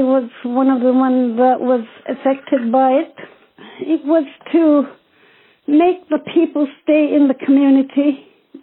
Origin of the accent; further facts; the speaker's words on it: Apex, Nunavut, Canada; now in Toronto, Canada; I'm originally from Apex Hill, Nunavut, 3 miles outside of Iqaluit on Baffin Island. Elected Inuit elder here in Toronto. I'm an artist. I love to throat sing and drum dance. Growing up in the north, I was raised traditionally